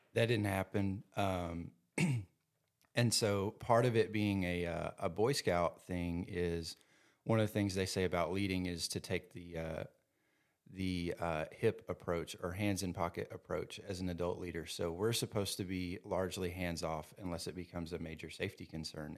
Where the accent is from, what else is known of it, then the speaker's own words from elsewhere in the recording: Louisville, Kentucky, United States; some other guys from, uh, Louisville in my hometown